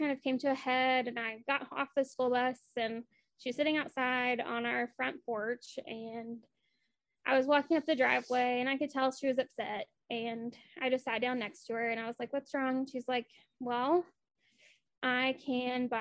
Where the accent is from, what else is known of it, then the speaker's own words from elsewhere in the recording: Appalachia, United States; I grew up in Appalachia, specifically